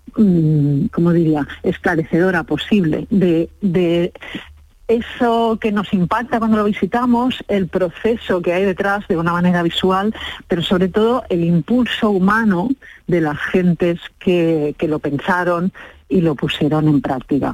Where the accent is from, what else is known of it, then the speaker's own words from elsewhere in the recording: Catalonia, Spain; yo soy catalana